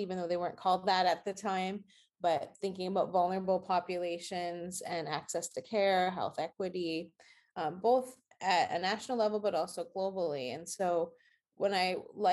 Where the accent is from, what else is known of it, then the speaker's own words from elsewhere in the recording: Saskatchewan, Canada; moved away as an adult; now in Boston, United States; I'm originally from Saskatchewan in Canada, in Western Canada